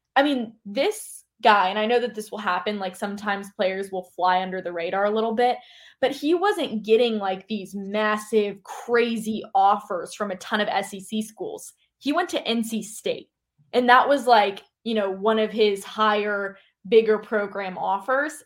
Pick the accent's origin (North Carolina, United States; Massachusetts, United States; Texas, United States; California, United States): North Carolina, United States; Charlotte; I am from Charlotte, North Carolina. I went to Weddington High School